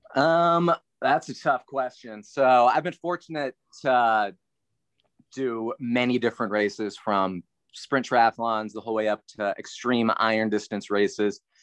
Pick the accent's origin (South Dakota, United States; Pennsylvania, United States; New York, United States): Pennsylvania, United States; near Carlisle, South Central; I grew up in Pennsylvania, small town, outside of Carlisle, which is near Harrisburg, South Central Pennsylvania.